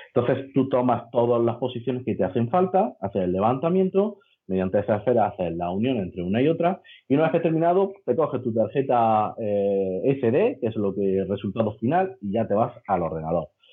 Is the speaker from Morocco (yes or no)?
no; Granada, Andalusia, Spain; de Granada, ingeniero de edificación